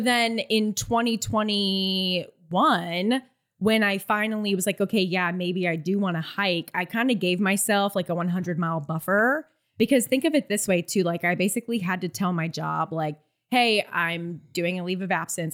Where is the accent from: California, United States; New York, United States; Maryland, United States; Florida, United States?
Florida, United States; I'm from Florida, so I had no idea what the A T was.